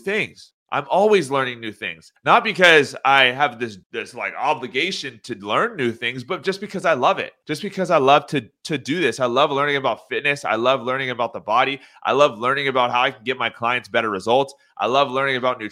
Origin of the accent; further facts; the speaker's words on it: Orange County, California, United States; I am from Orange County, California